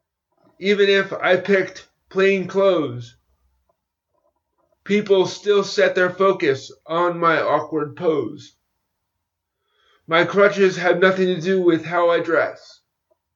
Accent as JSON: {"language": "English", "country": "United States", "said": "my home country of the United States"}